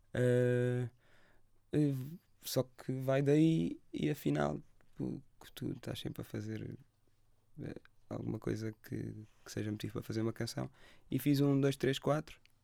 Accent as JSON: {"language": "Portuguese", "town": "Lagos", "region": "Algarve", "country": "Portugal", "tie": "born or raised there", "said": "eu cresci em Lagos"}